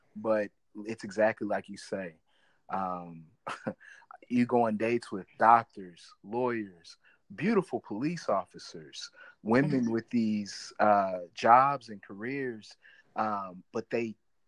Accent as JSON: {"language": "English", "region": "northern Missouri", "country": "United States", "tie": "born or raised there", "also_born_or_lived": "St. Louis, Missouri", "said": "I'm from Missouri, right? Like, I was born in St. Louis, and I grew up in the northern part of the state"}